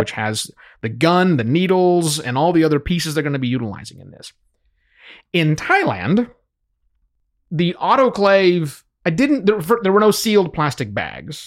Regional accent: United States; moved away as an adult

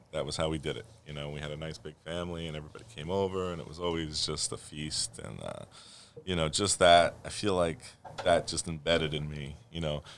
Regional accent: New York City, New York, United States; born or raised there

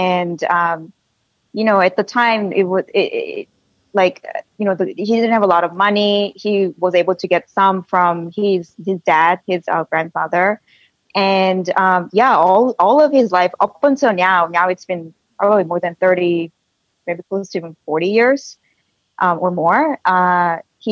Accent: South Korea; now in Silicon Valley, United States; when I was little, growing up in Korea with my two sisters

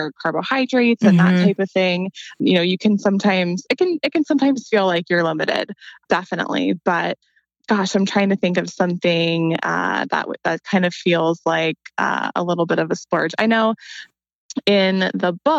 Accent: Columbus, Ohio, United States; I'm from Columbus too

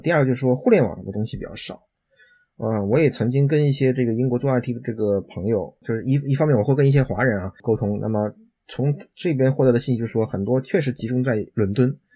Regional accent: China; moved away as an adult; now in United Kingdom; 我们中国人

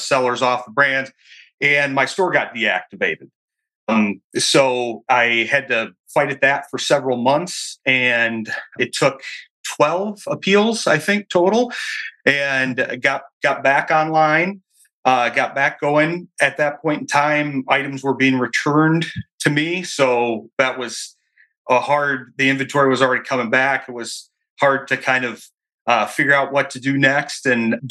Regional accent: Michigan, United States; moved away as an adult; I'm from Michigan here, returned to Michigan years ago

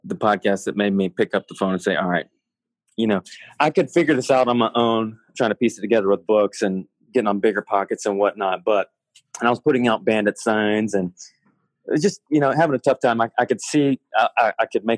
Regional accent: Oxford, Mississippi, United States; in my home state, Oxford, Mississippi, where I grew up

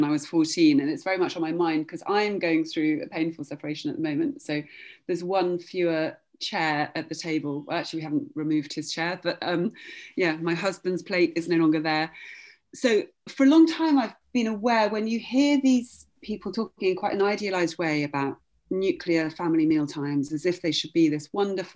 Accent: Oxford, South East England, United Kingdom; I grew up in Oxford

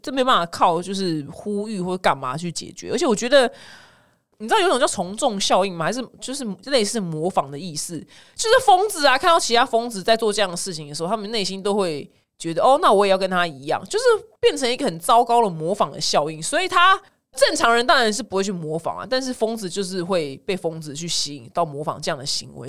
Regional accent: Taiwan; 我们台湾人

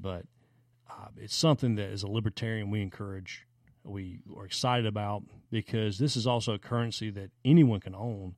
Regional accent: the South, United States; growing up in the South

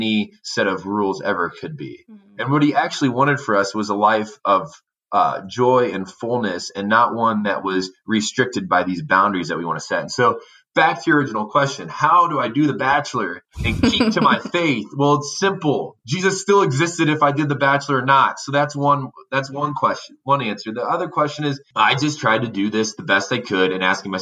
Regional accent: Indiana, United States; I grew up in Indiana

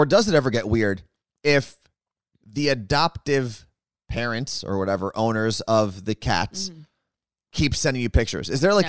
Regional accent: Kirksville, Missouri, United States; My hometown is Kirksville, and the locals are called Kirksvillians.

